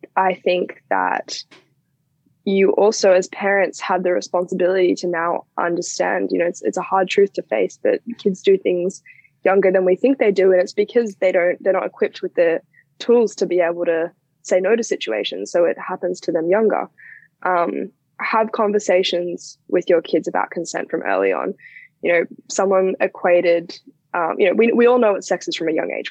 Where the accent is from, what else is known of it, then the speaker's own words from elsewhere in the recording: Australia; the Australian education system